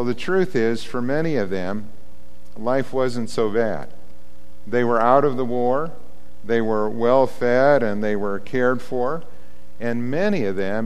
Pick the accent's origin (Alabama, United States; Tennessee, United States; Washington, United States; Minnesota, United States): Minnesota, United States; Warren; my hometown of Warren, Minnesota.